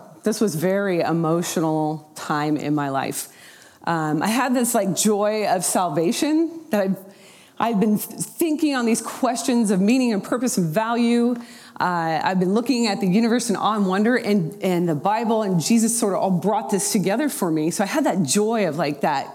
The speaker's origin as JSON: {"language": "English", "town": "Portland", "region": "Oregon", "country": "United States", "tie": "born or raised there", "also_born_or_lived": "Oklahoma / Houston, Texas", "moved": "as an adult", "said": "I was raised in the Portland, Oregon area"}